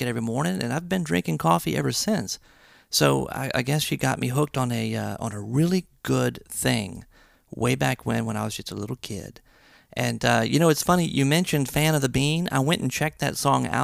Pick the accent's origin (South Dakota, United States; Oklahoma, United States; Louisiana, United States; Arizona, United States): Louisiana, United States; Baton Rouge; I'm from Baton Rouge